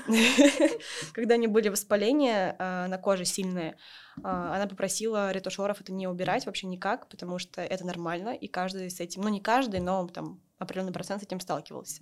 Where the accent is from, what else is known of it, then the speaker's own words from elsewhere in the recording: Voronezh, Voronezh Oblast, Russia; moved away; я из Воронежа